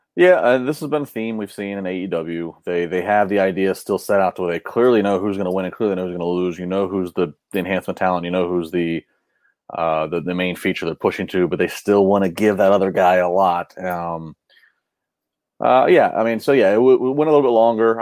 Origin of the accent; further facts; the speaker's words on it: Maryland, United States; now in Pittsburgh, United States; I grew up in Maryland